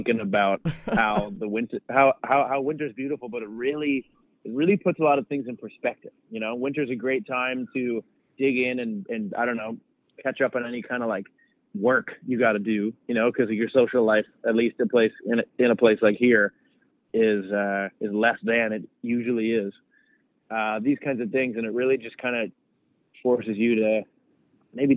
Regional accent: Canada; I'm from Canada too, which is a gigantic country as well

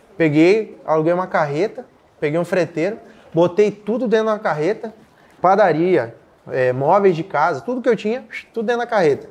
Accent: Capitão Leônidas Marques, Paraná, Brazil; also born or lived in Mato Grosso; Eu sou natural de Capitão Leone das Marques, no Paraná

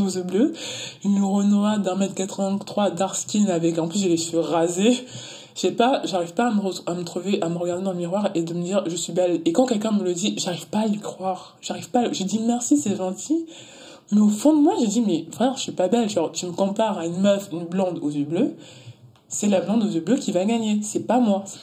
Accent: Luxembourg; moved away as an adult; also born or lived in Antilles; now in Paris, France; J'ai grandi, euh, j'ai grandi au Luxembourg

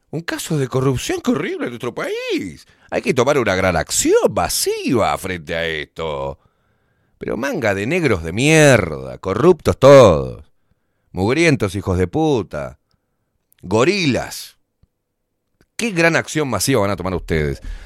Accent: Uruguay; somos aburridos los uruguayos

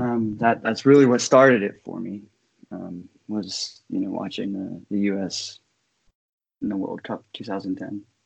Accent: Saint Clairsville, Ohio, United States; moved away as an adult; now in Michigan, United States; I'm originally from Saint Clairsville, Ohio.

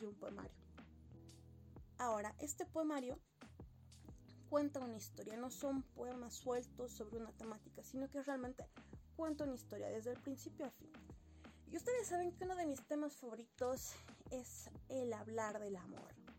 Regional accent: Sucre, Chuquisaca, Bolivia; yo soy boliviana y soy de la ciudad de Sucre

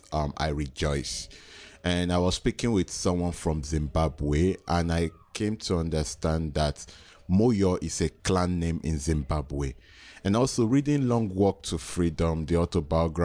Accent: Nigeria; talking as a Nigerian, and particularly in my tribe

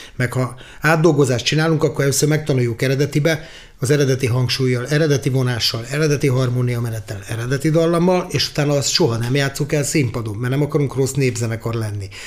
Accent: Budapest, Hungary; first language Hungarian; együtt nőttem föl velük Pesterzsébeten

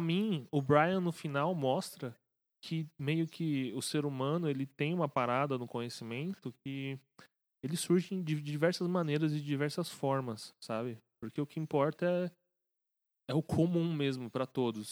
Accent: São Paulo, Brazil; A gente é né, de São Paulo

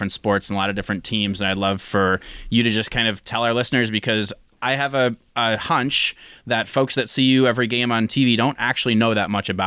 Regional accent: Minnesota, United States; moved away; also born or lived in Madison, Wisconsin; We're both from Minnesota

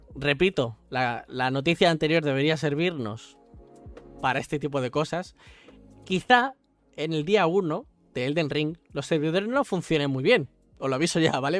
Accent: Spain; Yo soy español

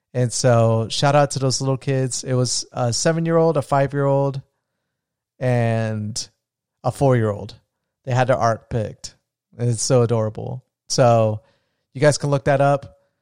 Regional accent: Florida, United States; I'm from Florida

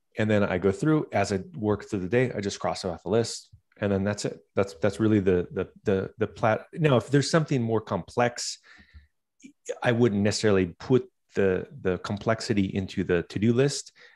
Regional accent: Southern California, United States; I started growing up in Southern California.

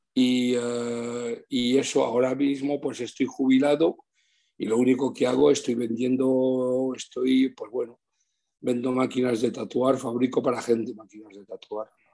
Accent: Switzerland; moved away as an adult; also born or lived in Madrid, Spain; now in Spain; me he criado en Suiza y, tengo unos recuerdos increíbles. He hecho toda mi infancia y mi juventud en Suiza hasta los 29 años

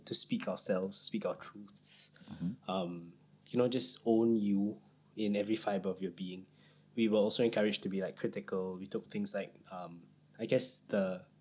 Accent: Singapore; born or raised there

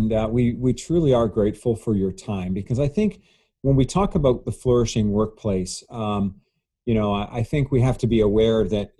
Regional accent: Canada; somebody like myself, born and raised in Canada

